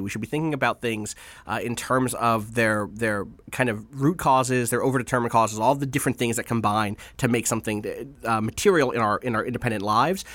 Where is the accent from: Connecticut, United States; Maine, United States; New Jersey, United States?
New Jersey, United States; Atlantic City; I grew up in Atlantic City